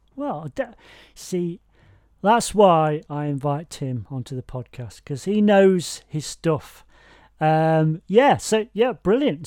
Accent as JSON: {"language": "English", "country": "United Kingdom", "said": "I'm British"}